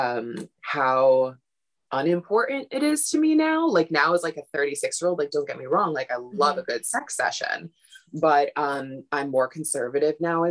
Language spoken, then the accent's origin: English; Brooklyn, New York, United States; growing up in Brooklyn